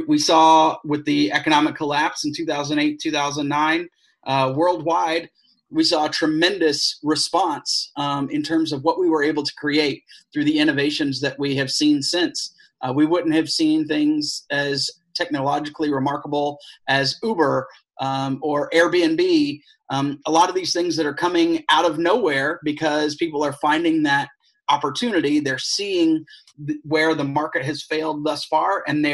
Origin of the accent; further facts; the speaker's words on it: Atlanta, Georgia, United States; now in St. Petersburg, United States; originally from Atlanta